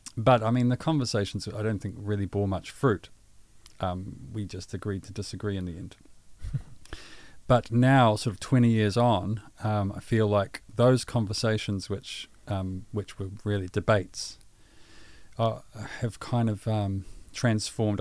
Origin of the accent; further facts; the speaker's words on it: Pukekohe, Auckland, New Zealand; also born or lived in Waikato; I born and raised in Pukekohe